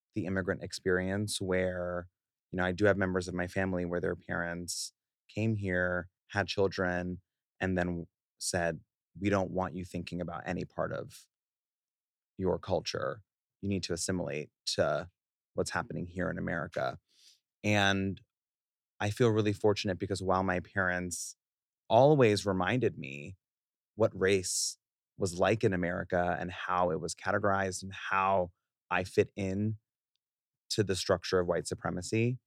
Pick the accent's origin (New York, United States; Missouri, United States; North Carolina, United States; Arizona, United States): New York, United States; New York City; I was born and raised in Queens in a very loving but firm Haitian household, first generation born